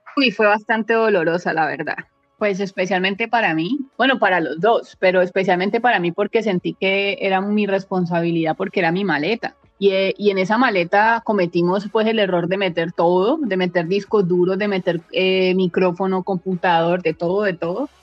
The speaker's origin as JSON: {"language": "Spanish", "town": "Palmira", "region": "Valle del Cauca", "country": "Colombia", "moved": "as an adult", "lives_now": "Thailand", "said": "soy de Palmira Valle, en Colombia"}